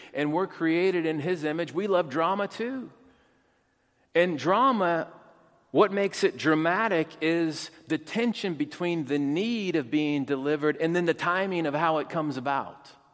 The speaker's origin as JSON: {"language": "English", "country": "United States", "said": "as an American"}